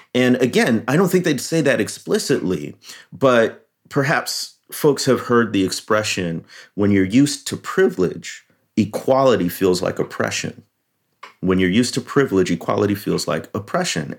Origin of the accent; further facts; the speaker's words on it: Chicago, Illinois, United States; I grew up in the Chicagoland area